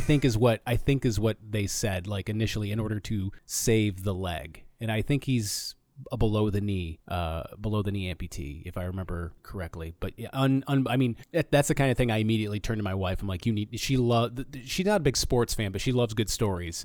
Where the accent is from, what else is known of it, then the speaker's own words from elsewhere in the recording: Flint, Michigan, United States; I'm from Flint